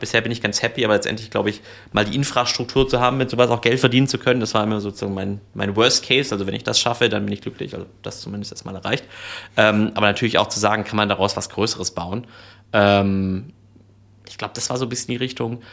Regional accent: Swabia, Germany; also born or lived in Reutlingen / United States; ich bin gebürtiger Schwabe

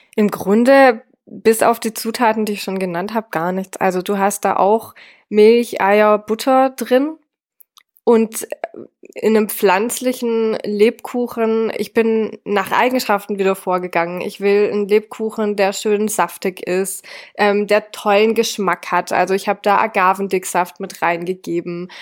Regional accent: France; now in Swabia, Germany; ich bin ja in Frankreich aufgewachsen.

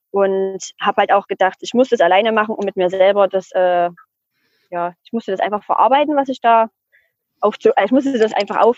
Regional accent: Spain; Dann habe ich ihm auch gesagt, ich komme aus Spanien

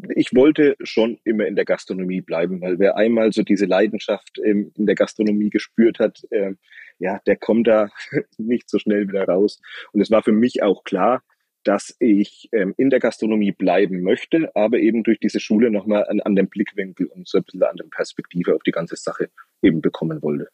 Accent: Franconia, Bavaria, Germany; bei uns in Franken

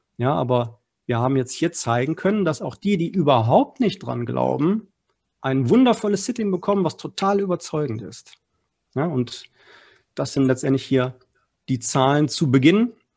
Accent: Essen, North Rhine-Westphalia, Germany; Ich komme aus Essen. Wir sind sozusagen hier ein Ruhrgebietsverein

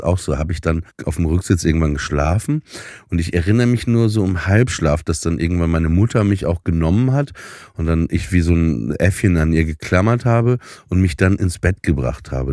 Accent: Papenburg, Lower Saxony, Germany; moved away; nach Papenburg ins Emsland, wo ich aufgewachsen bin

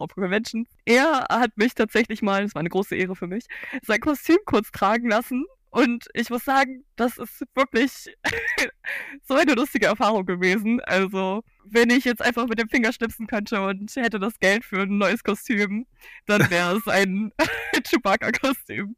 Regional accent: Cologne, North Rhine-Westphalia, Germany; ich komme aus Köln

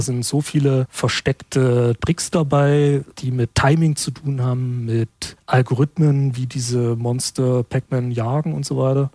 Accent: Schwarzenberg, Saxony, Germany; Die Gegend, wo ich herkomme, kurz nach dem Krieg war das sogenanntes Wismut-Gebiet

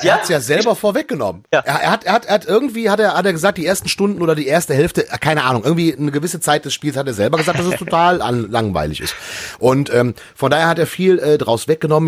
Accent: near Düsseldorf, North Rhine-Westphalia, Germany; meine Heimatstadt äh, äh vor den Toren Düsseldorfs

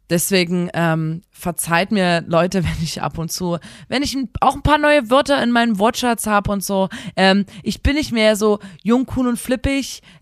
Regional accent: Chemnitz, Saxony, Germany; Wir sind eigentlich Experten auf dem Gebiet, denn wir kommen aus Chemnitz.

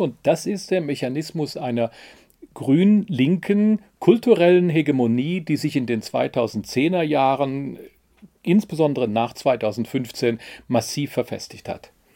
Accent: West Germany, Germany; Ich bin 1967 als Wessi geboren und als Wessi aufgewachsen

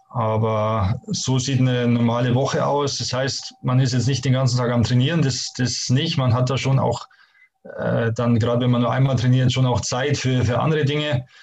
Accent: Bavaria, Germany; moved away as an adult; also born or lived in Hamburg / Stuttgart; ich komme ja wirklich direkt aus den Bergen

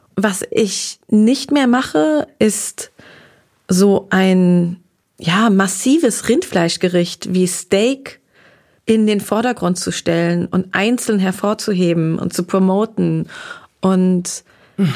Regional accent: Darmstadt, Hesse, Germany; also born or lived in Groß-Gerau; now in Berlin, Germany; Aber aus Südhessen komme ich, bin im schönen Darmstadt aufgewachsen. Das ist meine Heimatstadt.

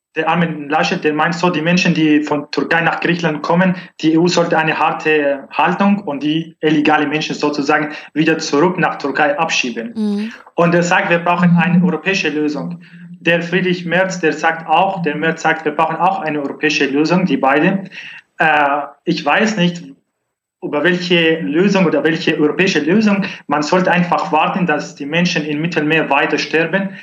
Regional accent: northern Syria, Syria; German is a second language; now in Germany; Ich komme aus Nordsyrien

